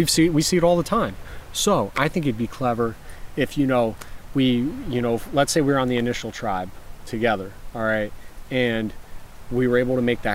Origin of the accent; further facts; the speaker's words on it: Florida, United States; I'm from Florida